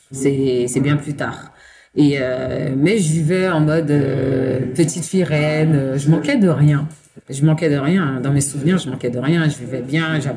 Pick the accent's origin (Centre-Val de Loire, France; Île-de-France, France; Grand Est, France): Île-de-France, France; Saint-Denis; Alors, non, je suis née à Saint-Denis, dans le 93. Ok. Voilà. Et euh, on a vécu en banlieue, épiné un peu partout.